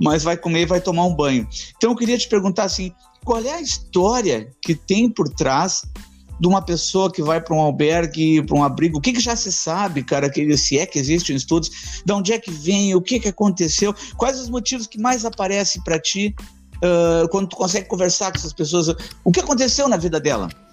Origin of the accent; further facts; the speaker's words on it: Porto Alegre, Rio Grande do Sul, Brazil; eu nasci uh, na divisa de Alvorada com Porto Alegre